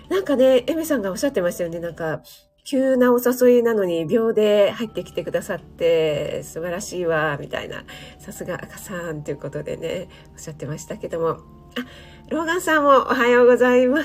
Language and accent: Japanese; Kanagawa, Japan; 私何ですかね神奈川犬なんだけど、江戸っ子なんですかね